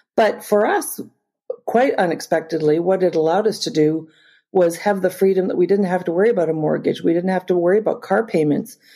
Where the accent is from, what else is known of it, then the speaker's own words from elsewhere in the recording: Northern Ontario, Canada; also born or lived in Springfield, Missouri; I'm Canadian and I grew up in Northern Ontario